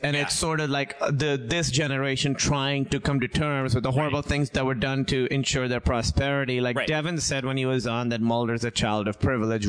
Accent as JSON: {"language": "English", "country": "Pakistan", "moved": "yes", "said": "I'm from Pakistan"}